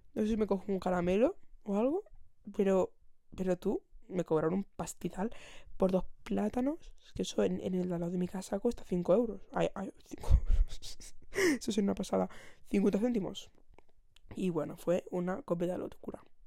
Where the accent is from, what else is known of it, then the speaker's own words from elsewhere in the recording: Barcelona, Catalonia, Spain; yo vivo, bueno, vivo, soy y, de momento no me voy a ir. Soy de Barcelona